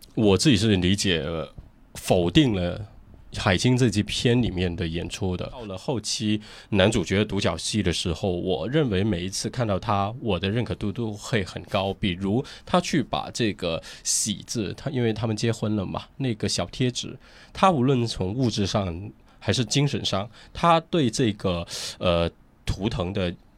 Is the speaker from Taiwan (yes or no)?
no; Guangzhou, Guangdong, China; 我们都是在，呃，城市，在广州土生土长的